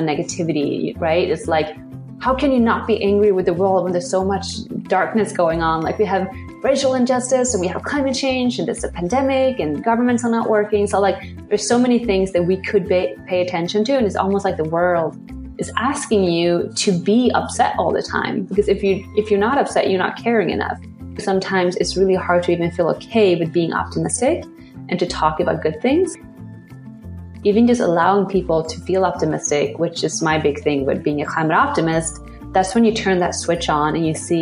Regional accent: Sweden; born or raised there; now in New York City, United States

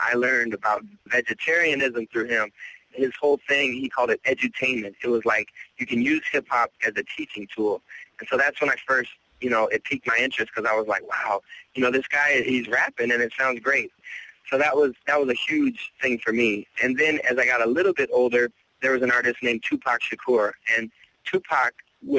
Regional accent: Minneapolis, Minnesota, United States; also born or lived in Spokane, Washington; I grew up in the inner city in Minneapolis

